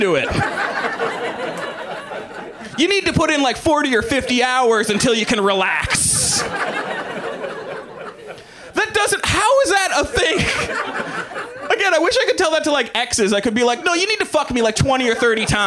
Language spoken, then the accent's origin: English; the South, United States; I'm from the South, and I have a bunch of family members